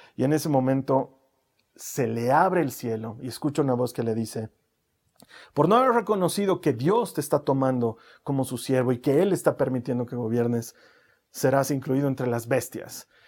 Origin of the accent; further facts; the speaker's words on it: Bolivia; he nacido en Bolivia